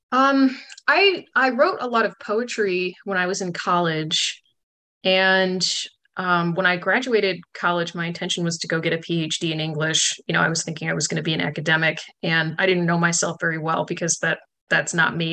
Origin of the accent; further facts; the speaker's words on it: Chicago, Illinois, United States; moved away as an adult; also born or lived in Michigan / Louisiana; now in Oak Ridge, United States; I grew up in the Chicago area